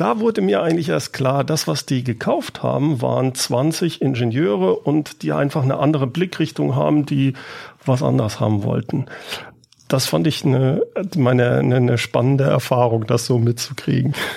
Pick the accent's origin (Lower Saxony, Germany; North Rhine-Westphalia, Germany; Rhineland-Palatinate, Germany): North Rhine-Westphalia, Germany; Siegen; moved away as an adult; also born or lived in Karlsruhe; now in Aachen, Germany; ich bin in Karlsruhe geboren, habe dann in Siegen ah. gelebt und bin seit dem Studium in Aachen